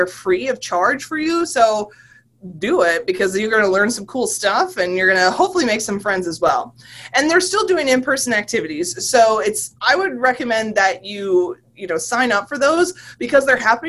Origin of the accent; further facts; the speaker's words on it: Michigan, United States; now in West Virginia, United States; I'm from Michigan